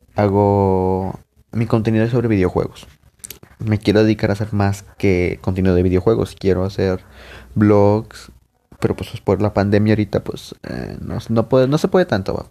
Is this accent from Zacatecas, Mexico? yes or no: no; Monterrey, Nuevo León, Mexico; soy de Monterrey, acá de, de, México